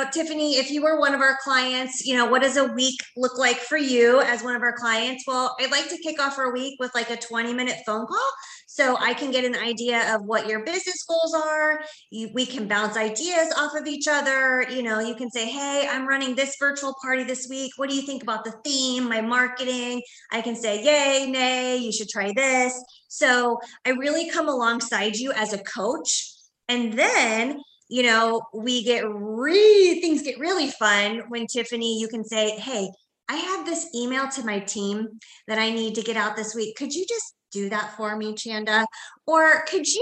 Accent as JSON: {"language": "English", "region": "Indiana", "country": "United States", "said": "I'm from Indiana, and I think bowling is maybe an Indiana thing"}